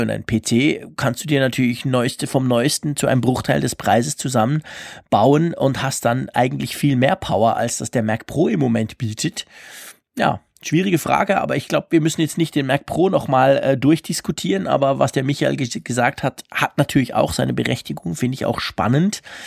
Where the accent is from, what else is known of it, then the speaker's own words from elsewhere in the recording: Switzerland; Ich versuche Deutsch zu sprechen als Schweizer